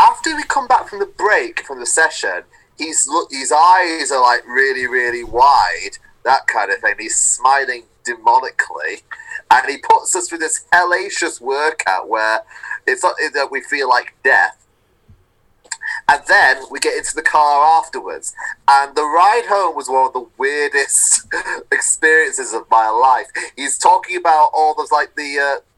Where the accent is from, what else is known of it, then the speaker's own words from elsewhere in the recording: Manchester, North West England, United Kingdom; moved away as an adult; also born or lived in Salford; now in Westcliff-on-Sea, United Kingdom; because I'm from Manchester, you're bound to bump into some point someone who's worked on Coronation Street.